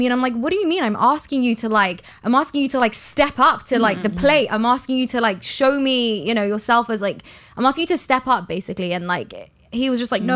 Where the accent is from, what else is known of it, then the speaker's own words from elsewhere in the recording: London, United Kingdom; moved away as an adult; now in Miami, United States; I'm from London